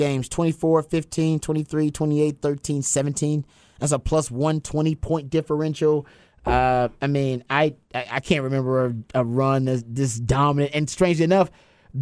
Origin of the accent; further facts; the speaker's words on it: Texas, United States; I'm a Texan